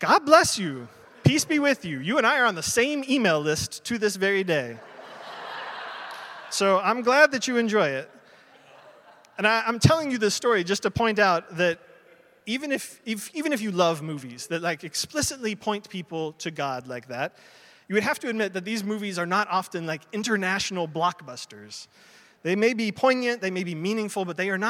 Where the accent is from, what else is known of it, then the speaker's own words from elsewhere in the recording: United States; I'm American.